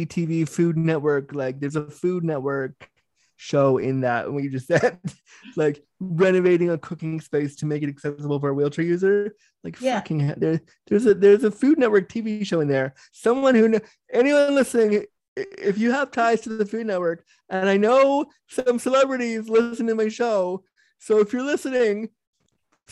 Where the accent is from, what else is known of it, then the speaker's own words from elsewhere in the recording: Toronto, Ontario, Canada; I'm from Toronto